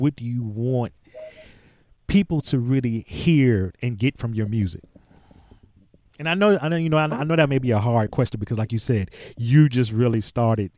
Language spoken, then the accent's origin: English; Virginia, United States; moved away as an adult; now in New York, United States